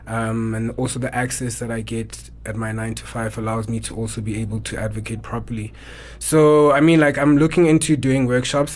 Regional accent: Eastern Cape, South Africa; now in Johannesburg, South Africa; born and bred in the Eastern Cape

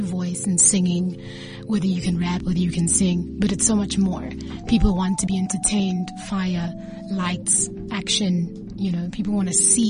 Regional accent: South Africa; now in East Rand, South Africa; Grew up in the North.

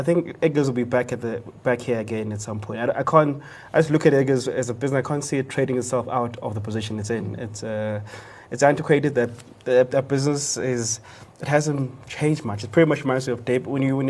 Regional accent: Pietermaritzburg, KwaZulu-Natal, South Africa; the same Edgar's I grew up going to in Church Street, in Peter Marisburg all those years ago.

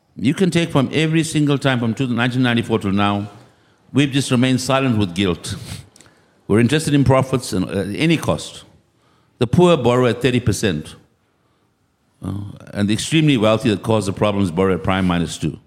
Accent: South Africa

